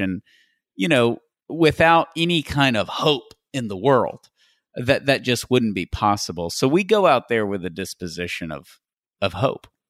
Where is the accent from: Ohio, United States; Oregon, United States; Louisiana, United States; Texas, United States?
Texas, United States; Tyler; I'm from Tyler, Texas, which is a missionary diocese